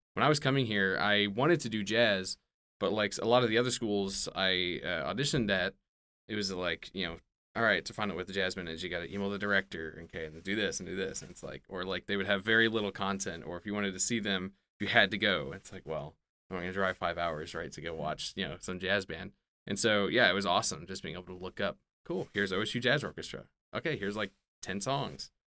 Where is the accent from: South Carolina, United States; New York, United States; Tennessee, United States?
Tennessee, United States; Memphis; moved away; I grew up in Memphis